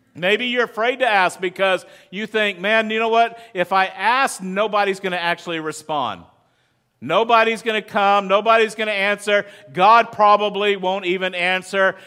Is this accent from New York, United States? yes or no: no; West Texas, United States; moved away; I grew up in West Texas. I grew up in the desert.